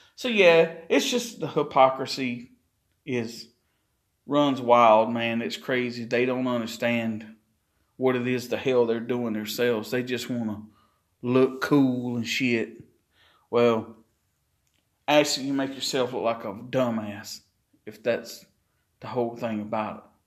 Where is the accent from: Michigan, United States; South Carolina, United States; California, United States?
South Carolina, United States; Chesterfield; my hometown of Chesterfield, South Carolina